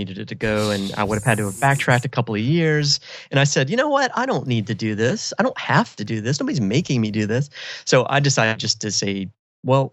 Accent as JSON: {"language": "English", "town": "Myrtle Beach", "region": "South Carolina", "country": "United States", "tie": "born or raised there", "also_born_or_lived": "San Francisco", "moved": "as an adult", "said": "I'm a South Carolina born and bred boy. I'm actually from Myrtle Beach, so it's kind of not the real South Carolina"}